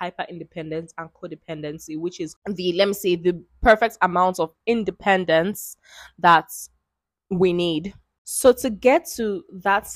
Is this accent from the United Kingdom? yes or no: no; Nigeria; I'm Nigerian. I am an Igbo girl, and I am the first girl